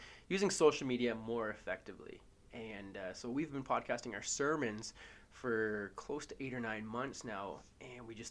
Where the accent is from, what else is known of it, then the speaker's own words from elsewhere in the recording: Hamilton, Ontario, Canada; moved away; I'm from Hamilton originally, so not a small town, but a very poor town.